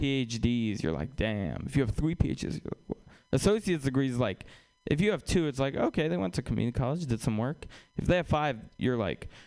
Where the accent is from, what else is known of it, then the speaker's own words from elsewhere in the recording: Russia; now in United States; we're from Russia